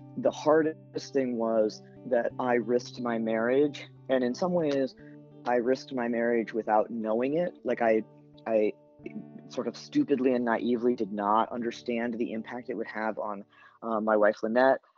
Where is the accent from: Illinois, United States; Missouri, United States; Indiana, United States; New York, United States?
Indiana, United States; Elkhart; now in Boston, United States; growing up in Elkhart